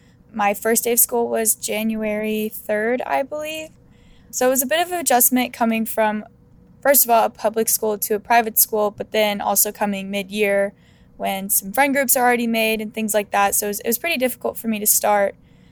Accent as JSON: {"language": "English", "region": "North Carolina", "country": "United States", "tie": "born or raised there", "also_born_or_lived": "Arizona / California", "said": "I was born in Arizona, and then around 3 years old, I moved to North Carolina. I went to 2 different schools during the time that I was in North Carolina. And then I moved to California and went to 2 different schools there."}